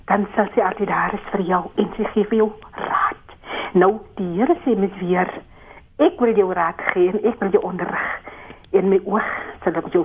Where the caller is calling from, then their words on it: Lichtenburg, North West, South Africa; van Lichtenburg.